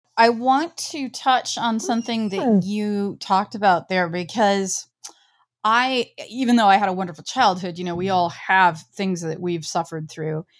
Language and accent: English; Midwest, United States; I grew up in the Midwest on a farm